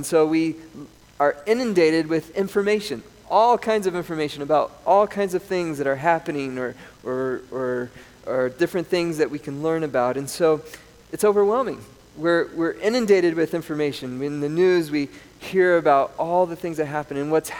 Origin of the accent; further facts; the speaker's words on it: Colorado, United States; born there; also born or lived in South America; I grew up in South America. A lot of my younger childhood years were in South America. I was born in Colorado.